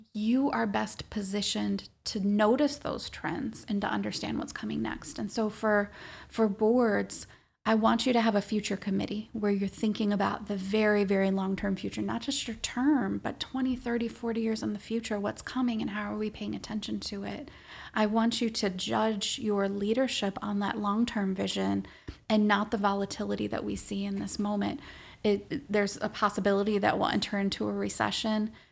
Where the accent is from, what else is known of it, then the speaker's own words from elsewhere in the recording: Minnesota, United States; also born or lived in Washington, D.C.; I'm Minnesotan, born and bred